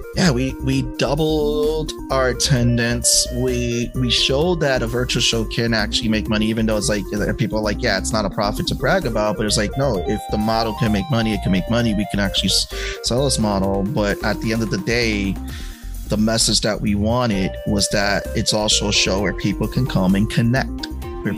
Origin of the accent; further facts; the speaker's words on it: New York City, New York, United States; also born or lived in Georgia; growing up in the Bronx, um, in the late '80s, early '90s